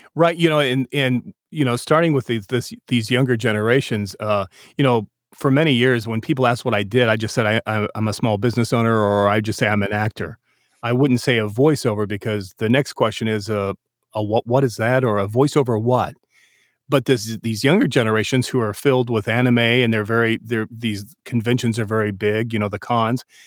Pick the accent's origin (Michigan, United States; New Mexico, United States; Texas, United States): New Mexico, United States; I was born in New Mexico